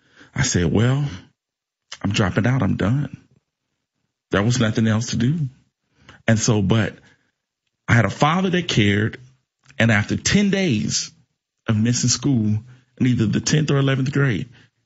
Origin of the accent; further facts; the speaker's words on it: East St. Louis, Illinois, United States; I'm one of 11 children. I'm from East St. Louis, Illinois. And I grew up in East St. Louis in the 90s